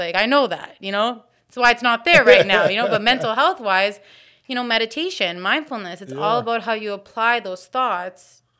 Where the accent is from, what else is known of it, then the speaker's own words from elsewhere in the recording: Woodbridge, Ontario, Canada; now in Hamilton, Canada; I'm new to Hamilton. I'm from Vaughan.